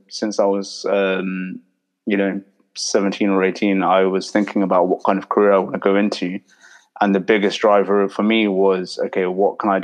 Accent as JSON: {"language": "English", "region": "London", "country": "United Kingdom", "tie": "born or raised there", "said": "I was born and raised in London, kind of grew up in my whole life"}